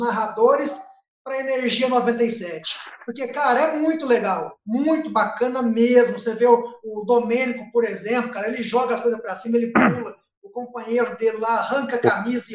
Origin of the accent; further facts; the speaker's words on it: Guaxupé, Minas Gerais, Brazil; sou, sou aqui de Guaxupé, natural de Guaxupé.